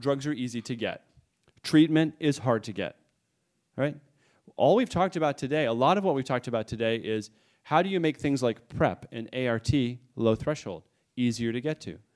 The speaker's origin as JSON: {"language": "English", "region": "New England", "country": "United States", "said": "I come from New England"}